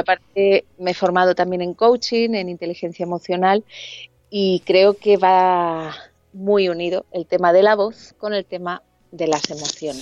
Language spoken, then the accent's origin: Spanish; Alicante, Valencian Community, Spain; moved away as an adult; now in Madrid, Spain; yo era de, bueno, yo soy de Alicante, y me vine con 21 añitos a, Madrid